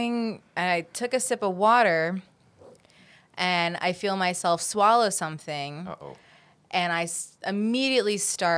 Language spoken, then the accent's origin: English; Midwest, United States; also born or lived in East Coast, United States; I am also just like a Midwestern girl